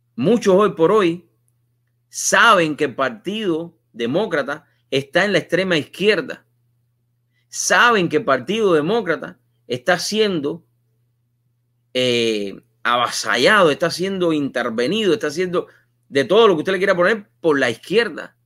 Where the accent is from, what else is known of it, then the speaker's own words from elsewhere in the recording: Cuba; moved away; Cuando yo salí de Cuba